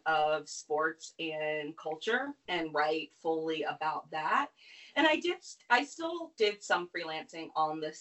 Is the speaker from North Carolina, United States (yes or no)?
yes; North Carolina, United States; I grew up in North Carolina